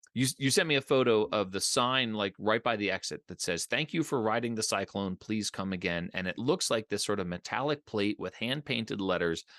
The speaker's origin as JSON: {"language": "English", "town": "Philadelphia", "region": "Pennsylvania", "country": "United States", "tie": "born or raised there", "said": "I grew up in the Philadelphia area"}